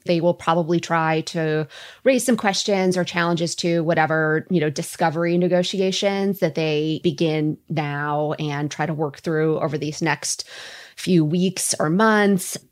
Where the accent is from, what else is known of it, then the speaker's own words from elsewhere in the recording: Minnesota, United States; I'm Minnesotan